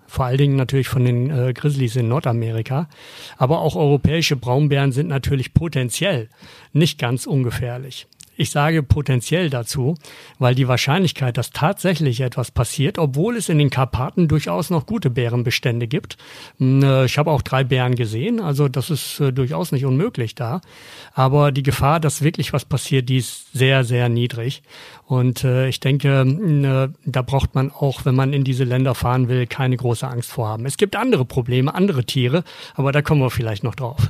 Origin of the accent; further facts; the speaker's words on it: Germany; bei uns in Deutschland